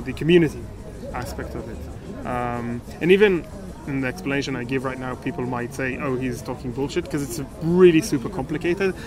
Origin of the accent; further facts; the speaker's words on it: Israel; I'm from Israel